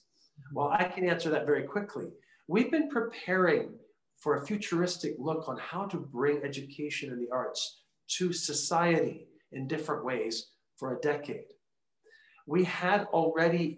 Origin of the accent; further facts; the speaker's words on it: Washington, District of Columbia, United States; moved away as an adult; now in El Paso, United States; I grew up in Washington, D.C.